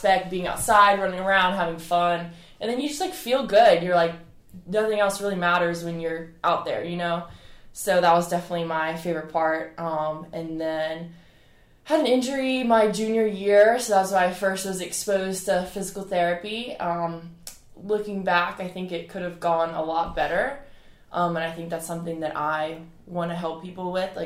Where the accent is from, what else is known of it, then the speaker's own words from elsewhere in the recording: Edisto Island, South Carolina, United States; I grew up on Edison Island